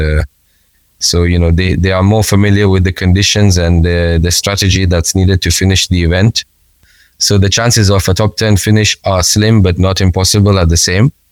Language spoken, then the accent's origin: English; Kenya; us as Kenyans